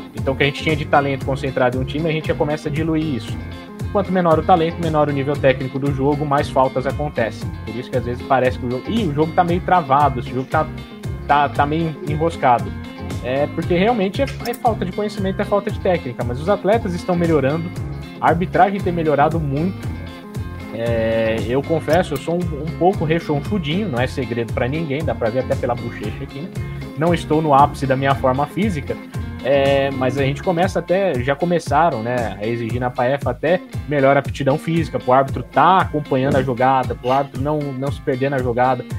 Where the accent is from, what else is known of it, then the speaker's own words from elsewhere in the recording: ABC Paulista, São Paulo, Brazil; Eu sou da ABC Paulista